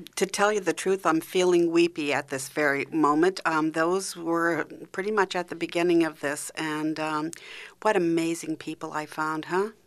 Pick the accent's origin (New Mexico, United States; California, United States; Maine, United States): Maine, United States; accent: Maine; moved away; I'm from Maine originally